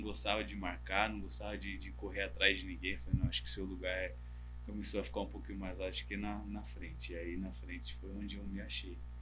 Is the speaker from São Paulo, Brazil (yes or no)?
yes; Taboão da Serra, São Paulo, Brazil; moved away as an adult; also born or lived in Vietnam; now in Malaysia; eu sou daqui do Taboão da Serra, que tá próximo